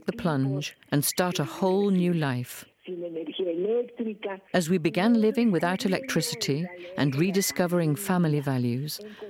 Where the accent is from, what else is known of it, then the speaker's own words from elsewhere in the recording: Querétaro, Mexico; I grew up in Querétaro City